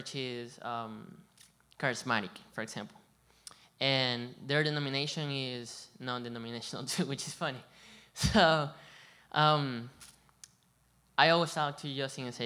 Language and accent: English; Venezuela; also born or lived in Colombia / Hilton Head, South Carolina; now in Bluffton, United States; I come from Venezuela, and I've been in Colombia too, and over here